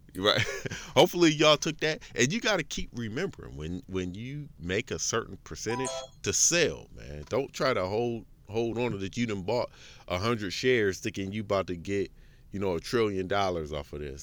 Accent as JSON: {"language": "English", "country": "United States", "said": "I'm, I'm American"}